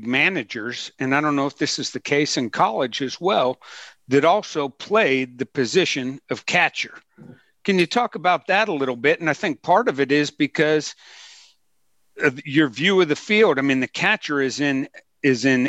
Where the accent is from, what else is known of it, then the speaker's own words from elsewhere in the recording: Pittsburgh, Pennsylvania, United States; I grew up in Pittsburgh, a huge Pirates fan